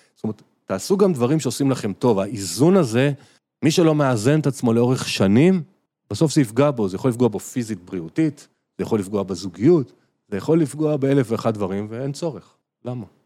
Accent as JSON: {"language": "Hebrew", "country": "Israel", "said": "אנחנו ישראלים"}